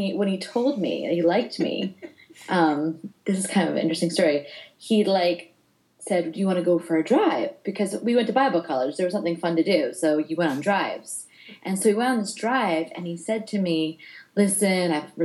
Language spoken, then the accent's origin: English; New Jersey, United States; I am born and raised in North Jersey